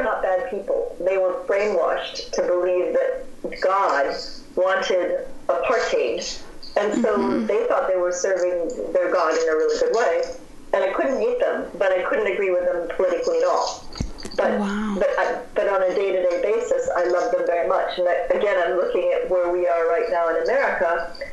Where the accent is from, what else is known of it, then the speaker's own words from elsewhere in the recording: Cedar Rapids, Iowa, United States; I'm from Cedar Rapids, Iowa, and I grew up in a town that was surrounded by cornfields